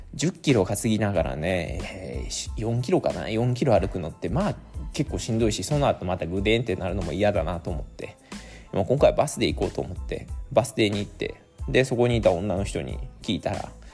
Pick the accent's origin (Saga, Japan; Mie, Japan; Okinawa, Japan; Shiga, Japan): Mie, Japan; also born or lived in Nagoya, Aichi; 僕はね今は三重県に戻ってるんですけども名古屋も78 7年ぐらい住んでいた